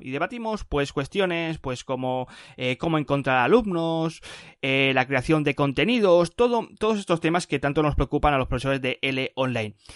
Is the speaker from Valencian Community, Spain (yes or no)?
no; Barcelona, Catalonia, Spain; moved away as an adult; also born or lived in France / Sarajevo; He vuelto a casita, a Barcelona.